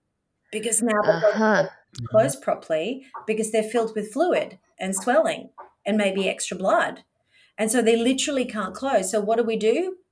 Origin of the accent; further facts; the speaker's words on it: Australia; accent: Australian; Well, yeah, I'm the Australian accent.